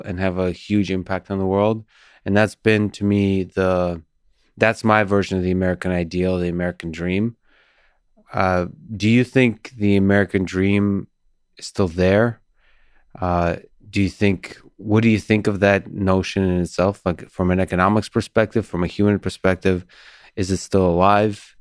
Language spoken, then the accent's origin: English; Moscow, Russia; also born or lived in Soviet Union; now in United States; I grew up in Moscow, Russia.